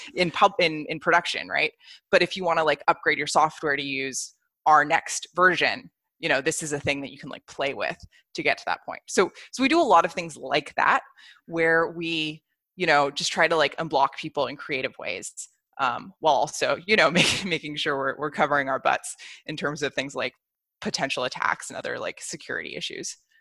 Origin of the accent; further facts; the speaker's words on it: United States; moved away as an adult; also born or lived in Bay Area; now in Berlin, Germany; I'm American, um, and I actually only just moved to Berlin last year